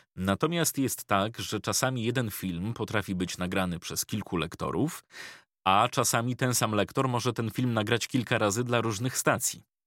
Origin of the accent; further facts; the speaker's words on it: Ostrołęka, Masovian Voivodeship, Poland; pochodzę z małego miasta